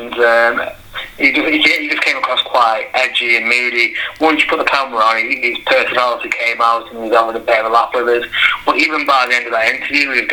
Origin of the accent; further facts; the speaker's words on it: Crackley, West Midlands, United Kingdom; also born or lived in Tunstall; I was born in Crackley